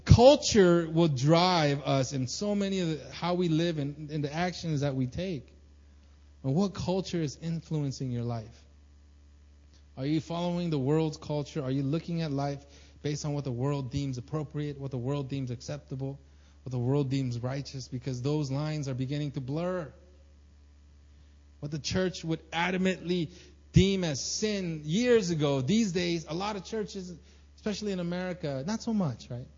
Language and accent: English; United States; now in South Korea; As a Korean American living in Korean